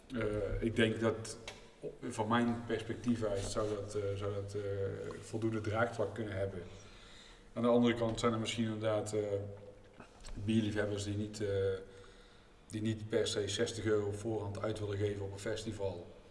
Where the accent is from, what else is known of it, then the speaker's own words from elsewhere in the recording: North Brabant, Netherlands; als Brabanders